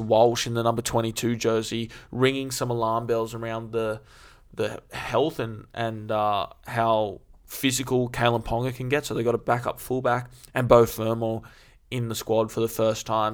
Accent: Queensland, Australia; as a Queenslander

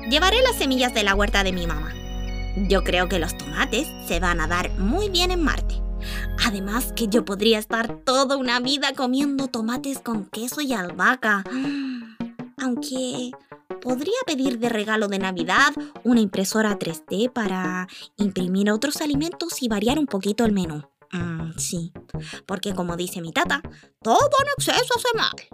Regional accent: Puerto Cisnes, Aysén, Chile; also born or lived in San Pedro de Atacama; cuando yo era guagua vivimos en San Pedro, en pleno desierto con mi familia, y a los dos años nos fuimos a vivir al frío de Puerto Cisnes.

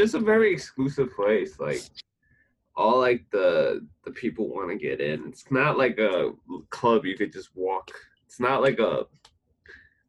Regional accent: New York City, New York, United States; I'm from Queens.

